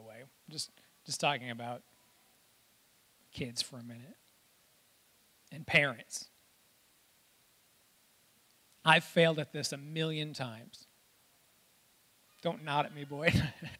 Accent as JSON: {"language": "English", "town": "Reed City", "region": "Michigan", "country": "United States", "tie": "born or raised there", "said": "I grew up in Reed City"}